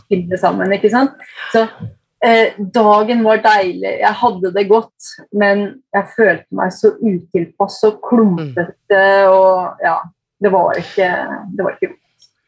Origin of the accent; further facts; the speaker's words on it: Eidsvoll, Akershus, Norway; moved away as an adult; also born or lived in Kongsvinger, Norway / Lillehammer, Norway / Brescia, Italy; now in Brescia province, Italy; jeg vokste opp på Eidsvoll Verk.